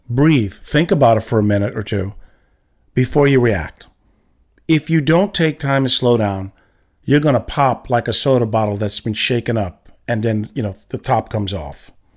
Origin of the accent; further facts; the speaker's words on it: New York, United States; I'm from New York